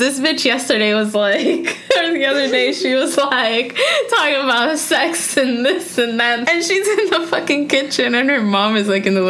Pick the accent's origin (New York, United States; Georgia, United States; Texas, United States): New York, United States; first language Spanish; I was born here. I was born in New York.